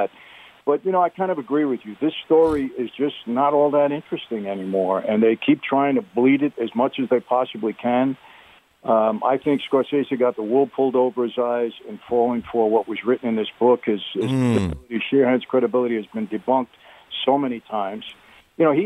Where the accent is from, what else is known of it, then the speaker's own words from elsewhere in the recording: New York City, New York, United States; I grew up in Brooklyn